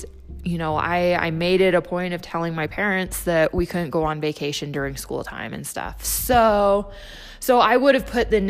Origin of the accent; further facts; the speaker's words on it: Salt Lake City, Utah, United States; growing up in Salt Lake